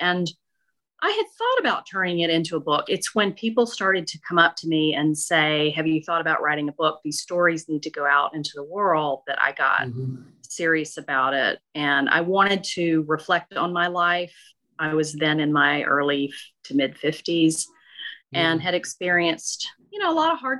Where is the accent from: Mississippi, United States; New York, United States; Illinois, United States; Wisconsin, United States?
Mississippi, United States; Okolona; Yeah, so I grew up in Northeast Mississippi in a tiny town called Okolona near Tupelo, and there was not a whole lot to do, but everybody gathered and told stories all the time.